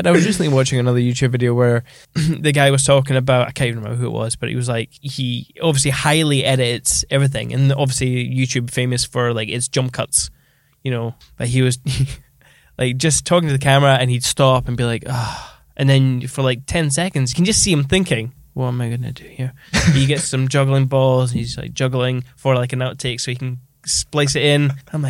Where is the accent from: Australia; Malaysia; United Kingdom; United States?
United Kingdom; Scotland; So you seem more genuine and being Scottish, you speak like me.